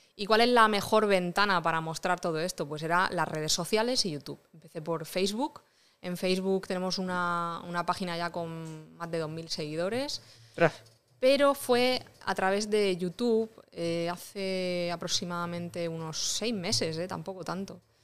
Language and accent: Spanish; Rojales, Valencian Community, Spain; soy de Rojales